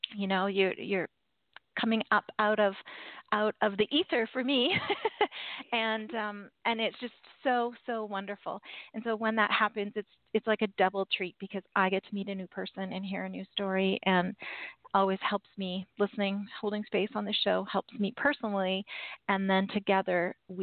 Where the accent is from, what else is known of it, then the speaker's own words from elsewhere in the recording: Canada; I am Canadian